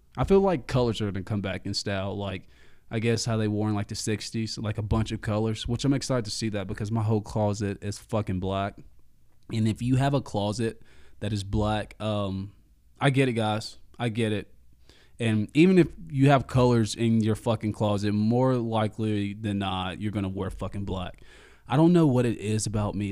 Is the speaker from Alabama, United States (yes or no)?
yes; Alabama, United States; I am from Alabama